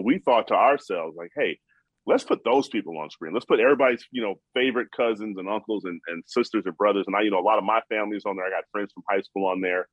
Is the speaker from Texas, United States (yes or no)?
no; Chicago, Illinois, United States; I'm from Chicago